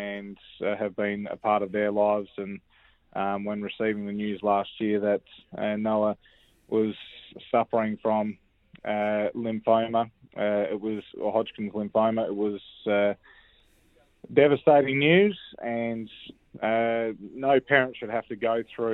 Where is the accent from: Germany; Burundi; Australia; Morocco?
Australia; Western Australia; also born or lived in Perth; safe and sound in my home state of WA